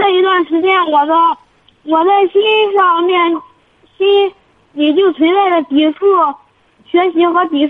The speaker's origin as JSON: {"language": "Chinese", "town": "Tai'an", "region": "Shandong", "country": "China", "said": "我是泰安的。"}